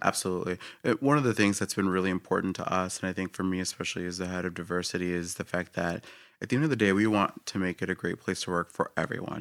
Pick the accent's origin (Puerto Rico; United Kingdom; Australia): Puerto Rico; moved away; I was born in Puerto Rico, came out here